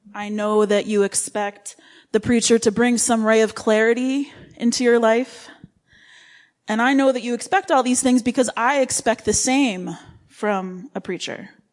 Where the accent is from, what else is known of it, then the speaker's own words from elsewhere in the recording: Livingston County, New York, United States; moved away as an adult; also born or lived in Rochester, New York / Romania / Qatar / Oman; I was born in Rochester and raised in Livingston County